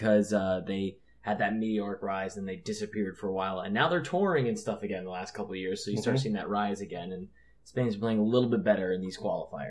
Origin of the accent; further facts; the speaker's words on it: New Jersey, United States; from New Jersey, so I'm a … guy, and my grandpa was Italian, so I'm an Italy guy.